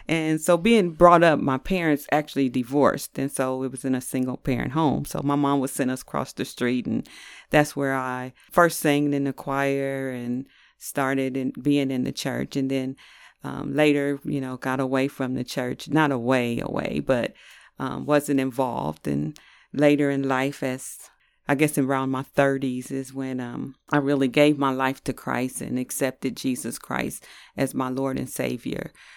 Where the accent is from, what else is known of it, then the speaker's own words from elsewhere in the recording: New York City, New York, United States; now in Ohio, United States; I was born in Brooklyn, New York, and then moved to Ohio